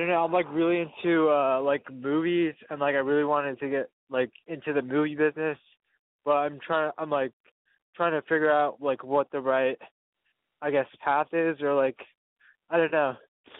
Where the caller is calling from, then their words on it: Portland, Oregon, United States; I'm from Portland. I'm 27 years old.